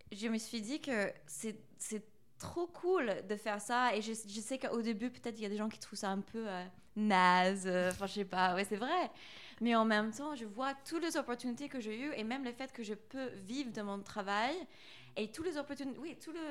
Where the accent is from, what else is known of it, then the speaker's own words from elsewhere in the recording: United States; French is a second language; now in France; surtout en tant qu'américaine en France, dans cette école d'art français